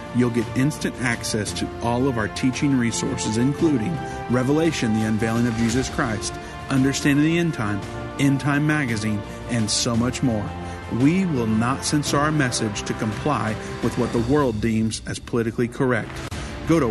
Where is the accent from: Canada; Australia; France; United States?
United States; Indiana; Indiana looks to be covered now, which is great since it's my home state